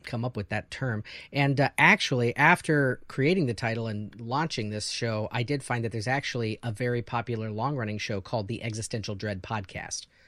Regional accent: Missouri, United States; now in Chicago, United States; I'm from Missouri and there's a lot of NASCAR people in Missouri

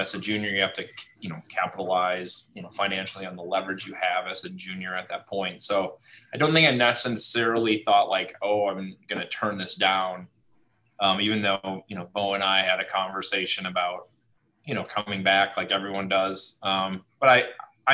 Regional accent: Marinette, Wisconsin, United States; I grew up in Marinette, Wisconsin, over north of Green Bay

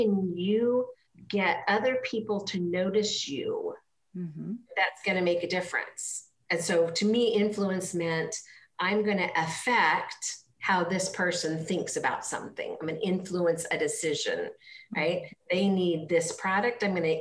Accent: Petersburg, Alaska, United States; moved away as an adult; now in Florida, United States; I grew up actually in Petersburg, which is a small island in southeast Alaska

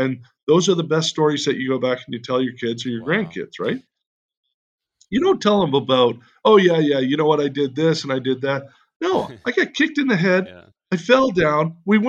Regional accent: Canada; now in United States; When we immigrated from Canada, we got a green card.

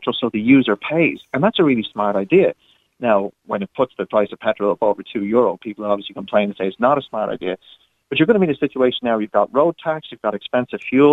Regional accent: California, United States; now in Ireland; California, which is my home state that I'm originally from

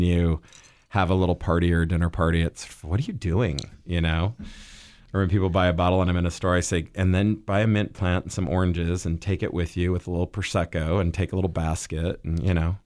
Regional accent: Midwest, United States; I grew up in the Midwest

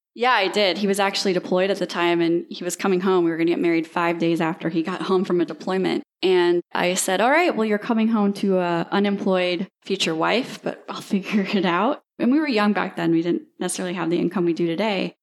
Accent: Dubuque, Iowa, United States; moved away as an adult; also born or lived in Ames, Iowa; now in Destin, United States; born and raised in Iowa, went to Iowa State University.

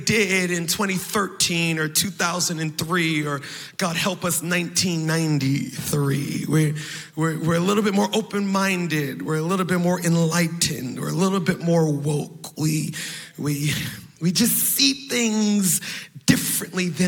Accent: Baltimore, Maryland, United States; I'm from Baltimore

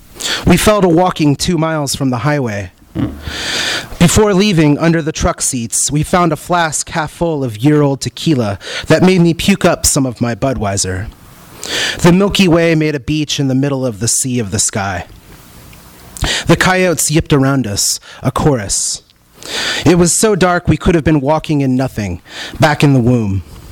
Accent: California, United States; I'm from Northern California. So some of the stuff that I'm going to read is about parts of Northern California and Nevada.

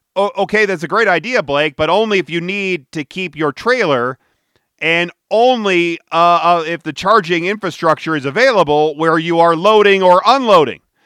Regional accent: Detroit, Michigan, United States; now in Denver, United States; I was growing up in Detroit

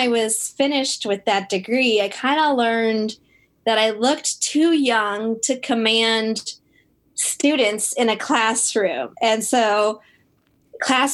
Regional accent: Buffalo, New York, United States; moved away as an adult; also born or lived in Geneva, New York; I was born in Buffalo, New York

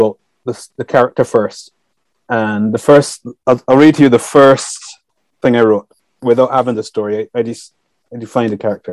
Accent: Barbados; also born or lived in Europe; now in United Kingdom; growing up in the Caribbean

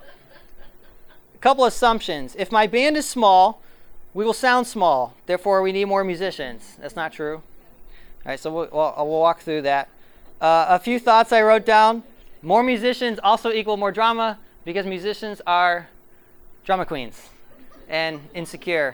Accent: Ohio, United States; Ohio is my hometown.

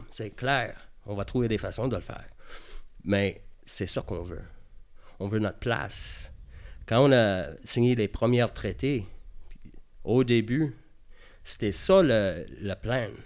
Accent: Quebec, Canada; On est québécois.

